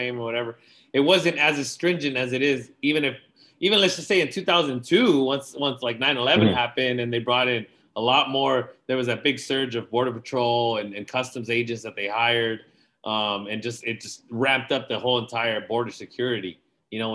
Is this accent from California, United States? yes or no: yes; San Diego, California, United States; growing up in San Diego